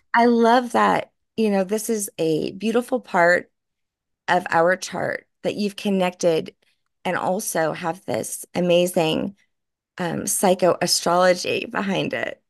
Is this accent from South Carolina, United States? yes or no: no; New Orleans, Louisiana, United States; moved away; I'm from New Orleans